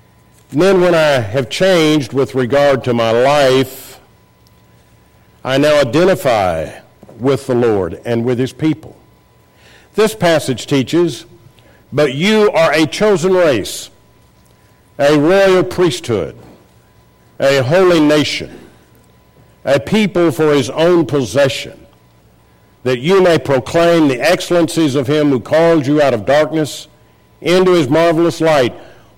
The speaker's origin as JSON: {"language": "English", "town": "Akron", "region": "Ohio", "country": "United States", "tie": "born there", "also_born_or_lived": "Los Angeles", "said": "And now that I have everyone's attention, I was born in Akron, Ohio. I couldn't help it. I don't tell people that."}